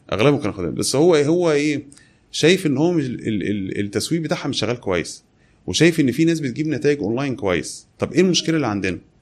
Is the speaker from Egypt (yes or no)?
yes; Kafr El Dawwar, Beheira, Egypt; now in Alexandria, Egypt; انا مسقط راسي كفر الدوار بحيره